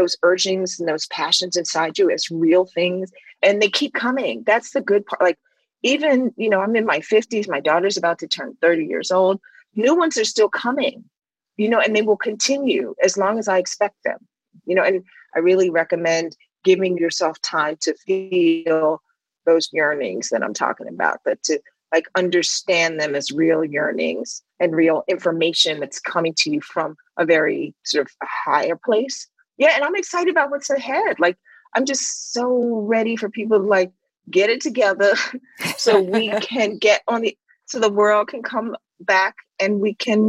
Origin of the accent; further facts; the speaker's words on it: Washington, District of Columbia, United States; moved away; also born or lived in New York; growing up in Washington, D.C., when it was Chocolate City